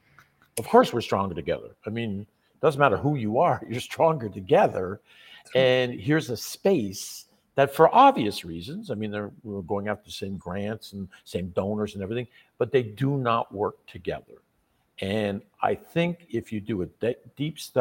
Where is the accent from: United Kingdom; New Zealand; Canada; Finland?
Canada; when we're born as young Canadian guys, we kind of dream of playing professional hockey.